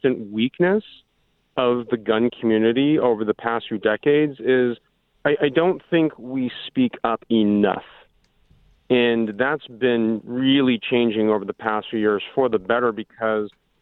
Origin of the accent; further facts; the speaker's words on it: Orange County, California, United States; growing up in Orange County in the 80s and the 90s